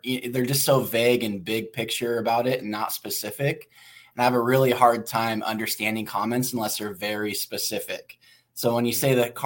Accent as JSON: {"language": "English", "region": "Oregon", "country": "United States", "tie": "born or raised there", "said": "I grew up in Oregon"}